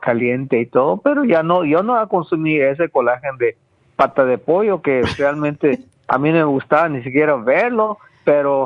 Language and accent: Spanish; Guatemala; moved away; Yo, yo nací en Guatemala, donde, en campo, que no existía nada